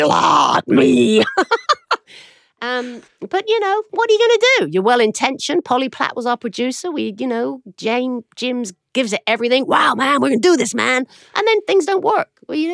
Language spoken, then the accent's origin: English; Hackbridge, London, United Kingdom; I'm a girl from Hackbridge. I used to live next to a fish and chip shop and a sewer works.